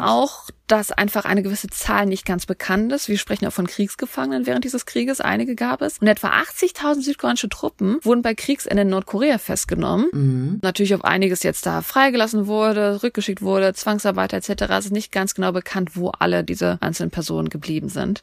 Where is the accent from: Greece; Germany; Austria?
Germany; East Germany; als Ostdeutsche